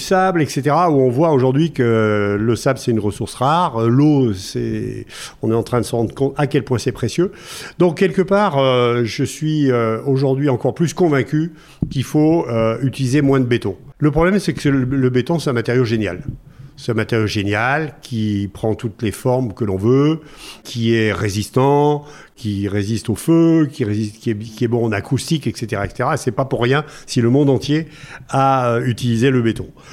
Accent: Noirétable, Auvergne-Rhône-Alpes, France; moi, je suis originaire du Massif Central, un petit village qui s'appelle Noirétable

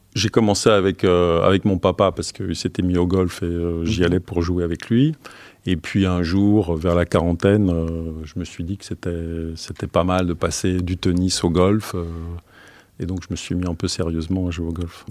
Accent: Ostend, Flanders, Belgium; Oui, je suis né en Belgique, d'origine belge. Je suis né sur la, mer du Nord, à Ostende.

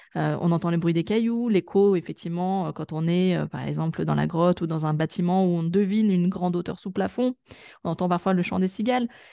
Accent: Grenoble, Auvergne-Rhône-Alpes, France; moved away; je suis une ancienne urbaine, parce que je suis originaire de Grenoble

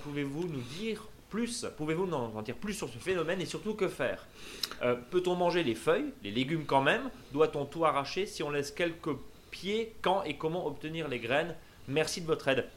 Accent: Alsace, Grand Est, France; ici chez nous en Alsace

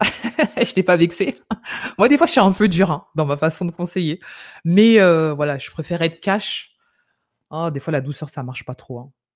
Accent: France; on vient de France

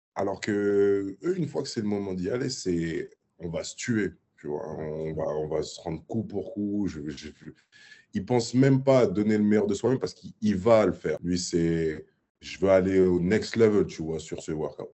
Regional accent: Paris, Île-de-France, France; moved away as an adult; also born or lived in Gravelines / Serbia / Chicago; j'ai grandi à Paris

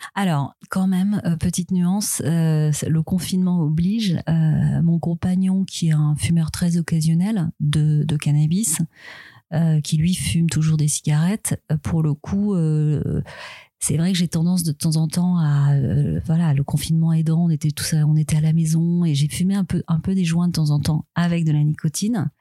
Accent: Switzerland; moved away; je suis suisse

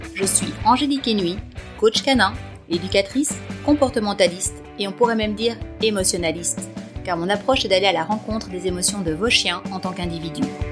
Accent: Belgium; moi je réside en Belgique

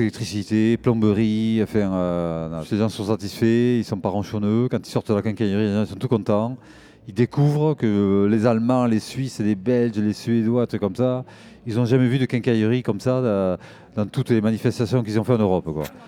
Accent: Bayonne, Nouvelle-Aquitaine, France; j'habite le Pays Basque, je suis originaire de Bayonne

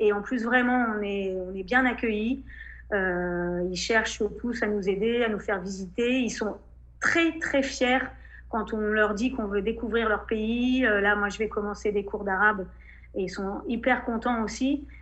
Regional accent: France; moved away as an adult; now in Saudi Arabia; on est français

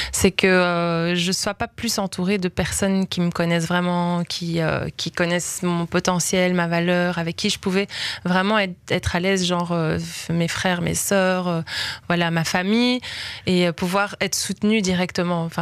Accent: Belgium; parce que moi, quelqu'un a cru en moi, je viens de Belgique

